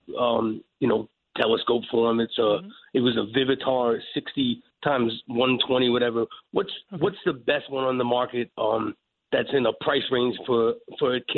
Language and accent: English; New York, United States; we're from New York